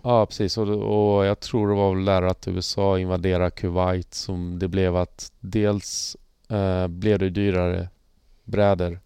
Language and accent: Swedish; Halmstad, Halland County, Sweden; jag är ju från Halmstad Halmstad skate-gänget